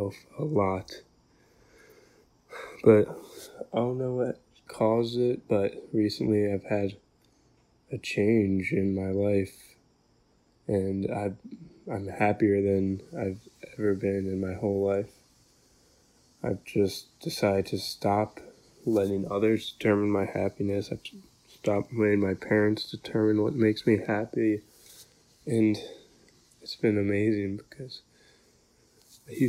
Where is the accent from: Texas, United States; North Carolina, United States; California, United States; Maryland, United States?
Maryland, United States; I'm 17. I'm from Maryland